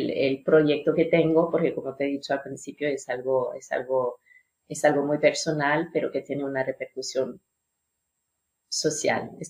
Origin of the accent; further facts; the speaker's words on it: France; first language French; Spanish is a second language; Yo soy francesa de lengua nativa y he trabajado mucho en recepción de hoteles, cara al público.